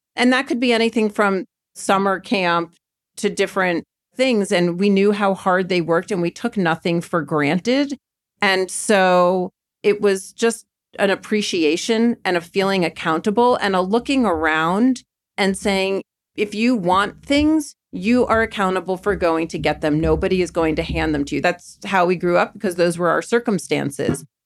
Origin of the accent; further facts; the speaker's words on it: Maryland, United States; moved away as an adult; now in New York City, United States; growing up in Maryland